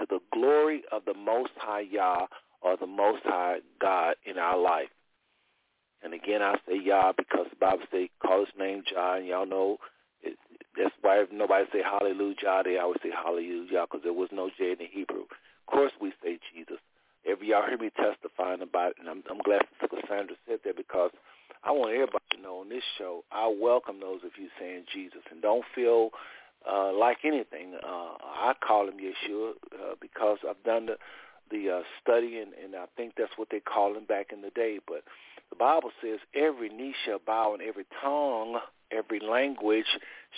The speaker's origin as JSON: {"language": "English", "region": "Texas", "country": "United States", "also_born_or_lived": "Ohio", "moved": "as an adult", "said": "I was from Texas, CLC and all of that, and then I moved to Ohio, and I came back"}